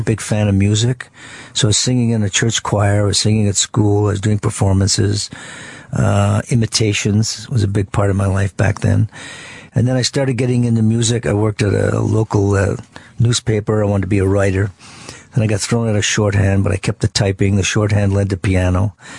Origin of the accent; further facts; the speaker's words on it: Ottawa, Ontario, Canada; from Ottawa